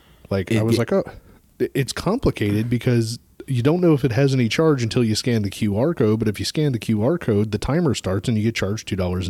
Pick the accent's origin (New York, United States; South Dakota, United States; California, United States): South Dakota, United States; Ma'am, I am from South Dakota.